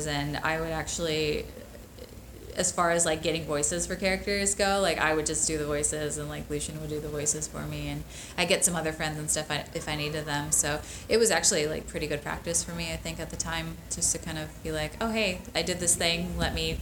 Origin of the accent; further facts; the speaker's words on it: Chicago, Illinois, United States; moved away as an adult; now in California, United States; I was from Chicago